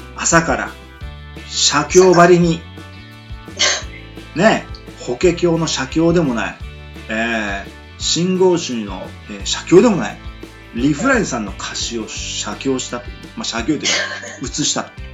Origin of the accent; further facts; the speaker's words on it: Miyazaki, Japan; 僕も宮崎県なんですけども宮崎県出身の